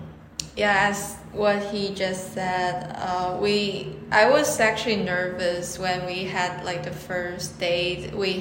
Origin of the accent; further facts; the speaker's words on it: Guangdong, China; English is a second language; moved away as an adult; also born or lived in Hong Kong; now in United States; I'm from China, the Guangdong province.